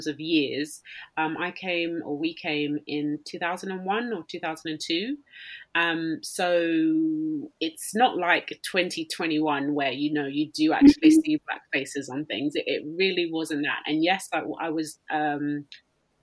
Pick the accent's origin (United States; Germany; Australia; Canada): Australia; I didn't leave Australia for the first time until I was, I think, about 12